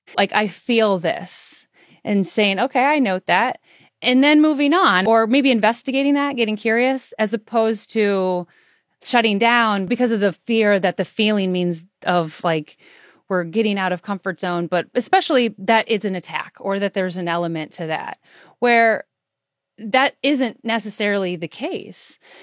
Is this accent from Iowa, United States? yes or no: yes; Iowa, United States; I'm from Iowa